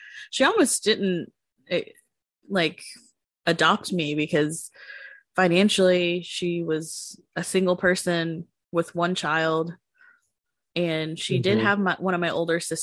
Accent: United States; also born or lived in Marshall Islands (ancestry); those are things that I learned as an American. I didn't grow up in my natural culture

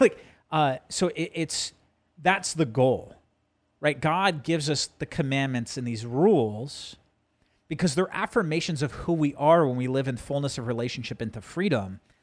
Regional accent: New Jersey, United States; moved away; growing up in Jersey and, you know, going to Madison Square Garden.

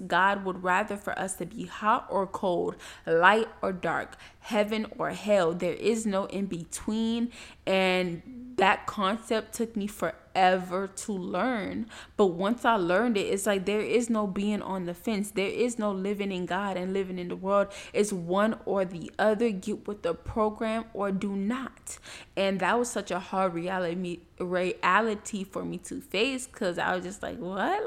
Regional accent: Miami, Florida, United States; moved away as an adult; also born or lived in Tallahassee, Florida; people that I grew up with in Miami

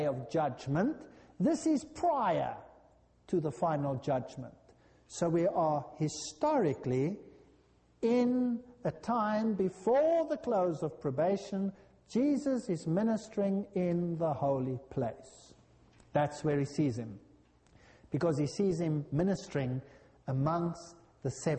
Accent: South Africa; I come from South Africa, our houses are like jails.

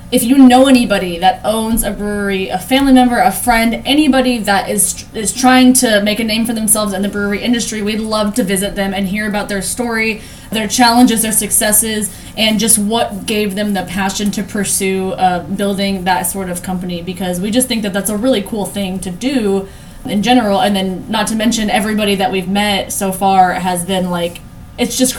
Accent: San Antonio, Texas, United States; we're from San Antonio

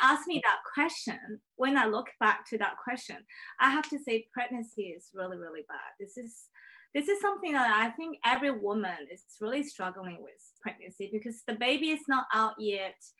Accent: Shanghai, China; English is a second language; also born or lived in Paris, France; now in Brisbane, Australia; I was born in China

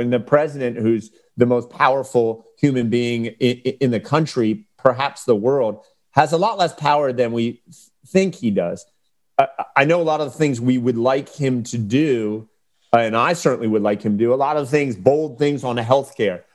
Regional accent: Delaware, United States; representing the p, people of our state

